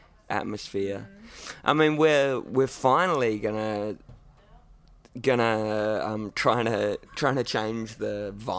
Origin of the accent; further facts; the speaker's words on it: Derby, Western Australia, Australia; also born or lived in Perth; I actually grew up in Derby.